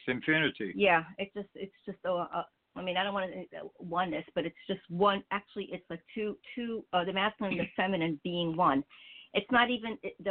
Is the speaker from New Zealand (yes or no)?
no; Israel; moved away; I was born in Israel